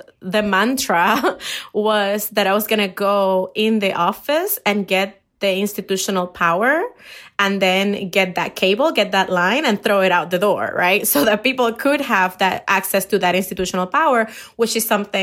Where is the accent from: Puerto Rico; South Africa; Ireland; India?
Puerto Rico; English is a second language; moved away as an adult; now in Chicago, United States; I'm from Puerto Rico